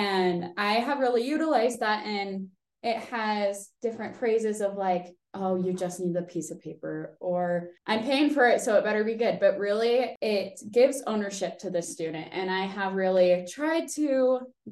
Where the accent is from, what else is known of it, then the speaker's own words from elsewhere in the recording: Draper, Utah, United States; I'm from Draper, Utah